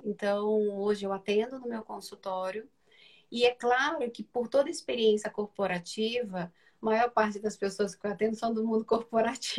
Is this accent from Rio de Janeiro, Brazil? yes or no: yes; Rio de Janeiro, Brazil; moved away as an adult; now in São Paulo, Brazil; eu sou do Rio de Janeiro. Então, trabalhei para a Matriz no Rio, depois me mudei para São Paulo, né, onde eu resido há 12 anos